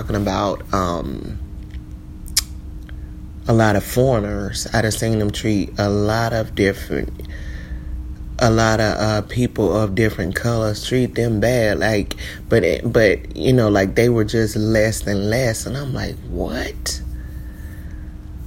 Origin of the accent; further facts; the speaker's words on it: Columbia, South Carolina, United States; moved away; that's my hometown, Columbia, South Carolina.